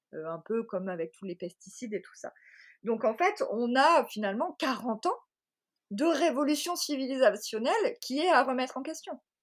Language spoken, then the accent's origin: French; Marseille, Provence-Alpes-Côte d'Azur, France; je suis marseillaise